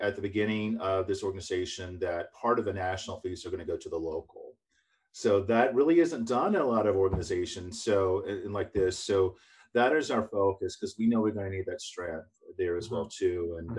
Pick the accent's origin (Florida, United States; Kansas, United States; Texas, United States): Florida, United States; I'm working on Florida because that's my home state